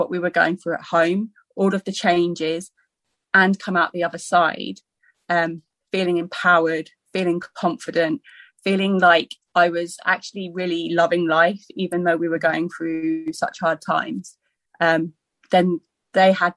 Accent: Surrey, South East England, United Kingdom; I was brought up in Surrey

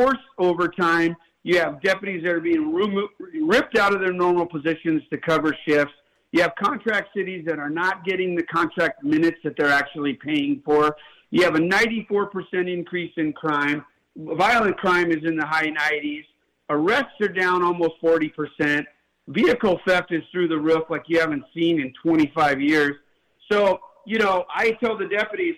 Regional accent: West Covina, California, United States; I grew up in the San Gabriel Valley and in West Covina

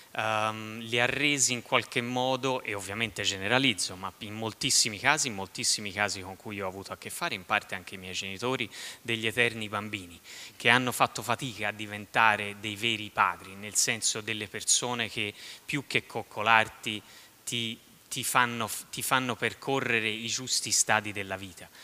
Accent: southern Tuscany, Italy; dalle mie parti nella bassa toscana si dice la, la, sola, per dire la fregatura

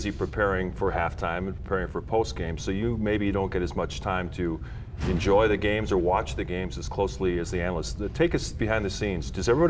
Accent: Milwaukee, Wisconsin, United States; I was growing up in Milwaukee

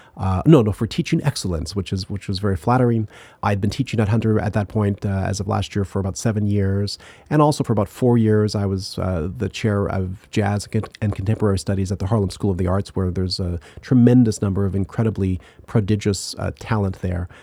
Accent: Ottawa, Ontario, Canada; moved away; also born or lived in Indiana; I grew up in Canada, in, in Ottawa

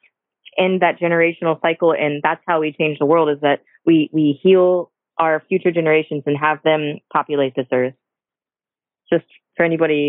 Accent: St. Petersburg, Florida, United States; I'm born and raised in St. Pete, so I'm born and raised here in Florida

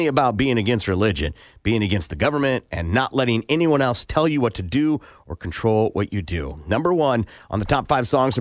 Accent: Iowa, United States; Growing up in Iowa

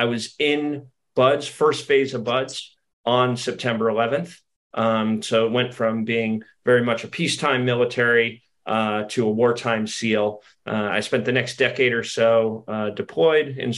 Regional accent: Santa Cruz, California, United States; I'm originally from California, from Northern California, a sleepy little surfer town called Santa Cruz

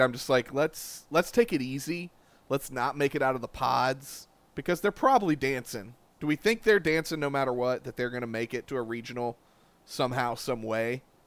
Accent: Columbia, South Carolina, United States; I grew up in Columbia, South Carolina

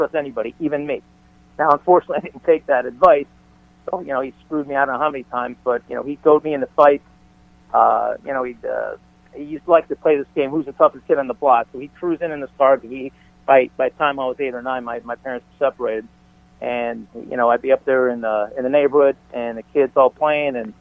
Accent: Chicago, Illinois, United States; moved away; also born or lived in California; being born and raised in Chicago was different than when we moved out to California.

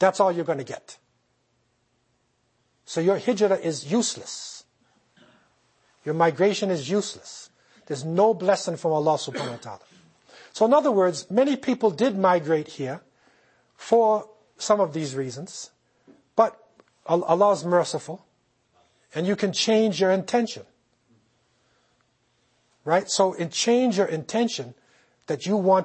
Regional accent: United States; now in Canada; I came here myself. I'm not from Canada. I'm from the United States.

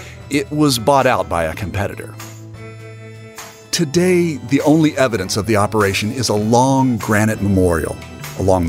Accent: West Virginia, United States; growing up in West Virginia

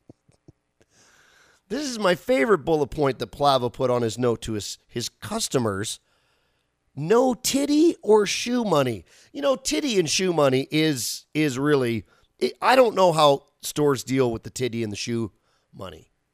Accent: Canada; as a Canadian

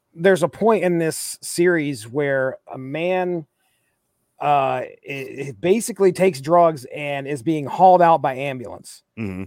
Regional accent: Appalachia, United States; I grew up in Appalachia

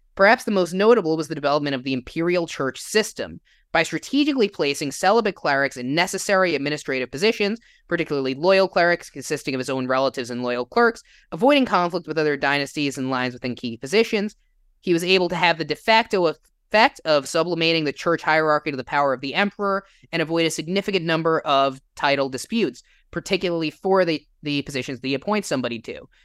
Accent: New Jersey, United States; now in Illinois, United States; I grew up in New Jersey, if you can't tell from the accent. I live in Illinois

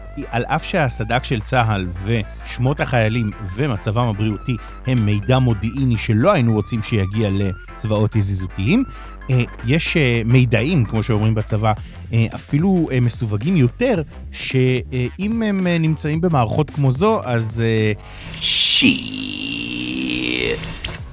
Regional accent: Rehovot, Central District, Israel; אני יליד רחובות

